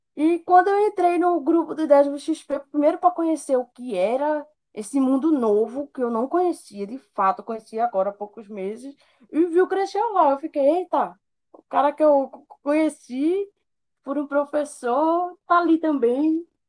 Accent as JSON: {"language": "Portuguese", "town": "Recife", "region": "Pernambuco", "country": "Brazil", "moved": "as an adult", "lives_now": "João Pessoa, Brazil", "said": "Eu sou de Recife e agora eu morando em João Pessoa."}